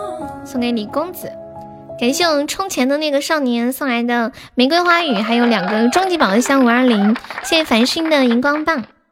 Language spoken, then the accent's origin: Chinese; Xi'an, Shaanxi, China; 你是西安的呀？我也是西安的。